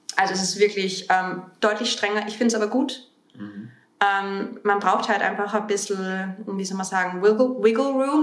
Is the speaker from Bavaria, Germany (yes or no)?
yes; Bavaria, Germany; moved away as an adult; now in Vienna, Austria; in Deutschland groß geworden. Also ich habe, ich bin vor zwölf Jahren nach Wien gekommen, ähm, nachdem ich in, in Bayern ähm, meine Abitur gemacht habe und zur Schule gegangen bin.